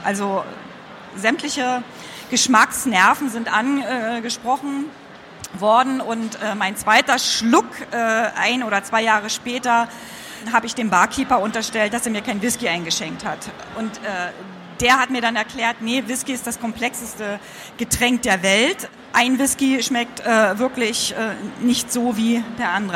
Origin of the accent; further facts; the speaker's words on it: East Germany, Germany; ich bin ja Ostkind, also im Osten aufgewachsen